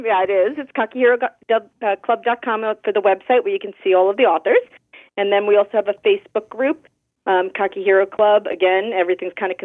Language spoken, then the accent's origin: English; New York, United States; I'm really a New Yorker.